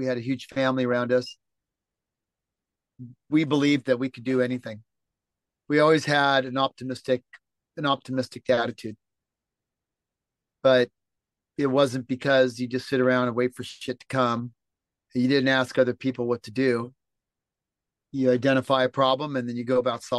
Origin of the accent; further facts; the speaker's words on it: Los Angeles, California, United States; moved away as an adult; now in Mediterranean (on a yacht); Born and raised in Los Angeles, California.